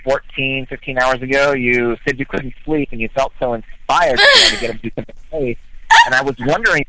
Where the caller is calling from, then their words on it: Seattle, Washington, United States; Calling from Seattle.